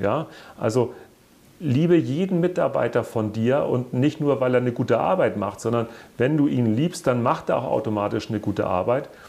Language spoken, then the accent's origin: German; Hamburg, Germany; ich ja auch als gebürtiger Hamburger auf St. Pauli geboren wurde